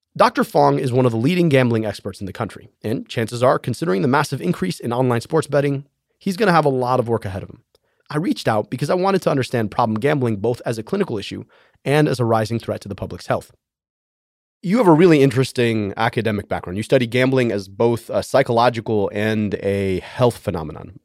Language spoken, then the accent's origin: English; Michigan, United States; my home state of Michigan